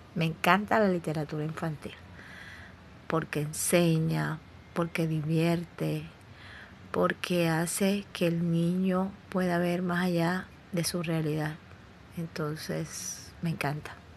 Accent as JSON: {"language": "Spanish", "town": "Cartagena", "region": "Bolívar", "country": "Colombia", "tie": "born or raised there", "said": "Yo nací en Cartagena de Indias"}